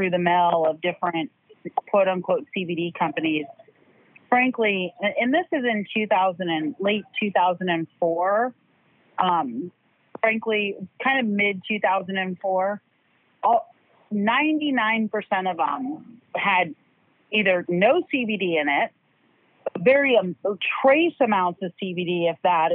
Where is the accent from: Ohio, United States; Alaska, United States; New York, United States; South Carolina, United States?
Alaska, United States; I grew up in Alaska